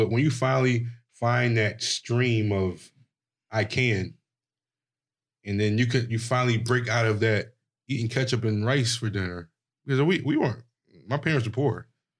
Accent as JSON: {"language": "English", "town": "Philadelphia", "region": "Pennsylvania", "country": "United States", "tie": "born or raised there", "said": "I grew up in the hood, Philadelphia"}